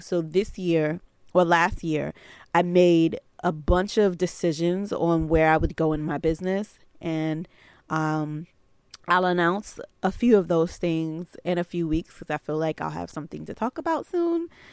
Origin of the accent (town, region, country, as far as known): New York City, New York, United States; born or raised there